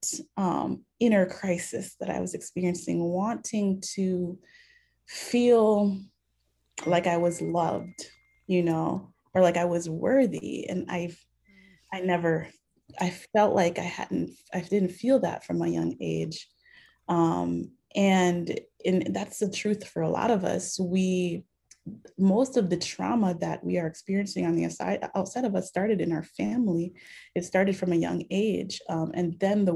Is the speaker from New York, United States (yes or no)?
no; Minneapolis, Minnesota, United States; we grew up in the Haitian Christian Fellowship, which was the first Haitian church that my father started here in the Twin Cities